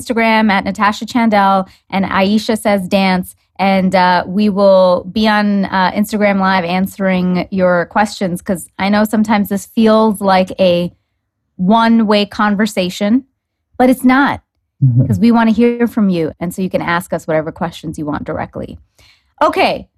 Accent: Canada; also born or lived in New York; I used to live in New York and I'm from Canada.

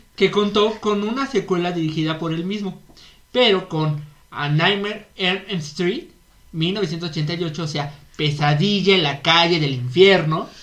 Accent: Mexico; somos, somos mexicanos

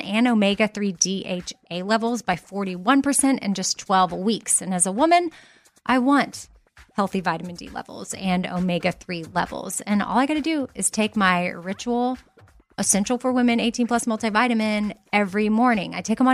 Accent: Texas, United States; I'm from Texas

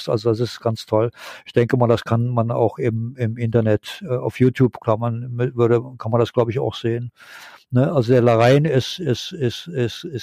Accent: Rhineland, Germany; now in Japan

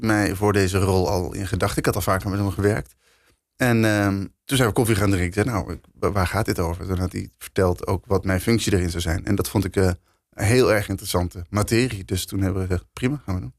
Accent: Netherlands; wij als Nederlanders

